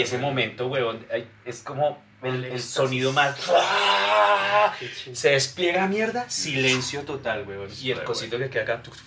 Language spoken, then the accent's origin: Spanish; Bogotá, Bogotá Capital District, Colombia; éramos de Fontibón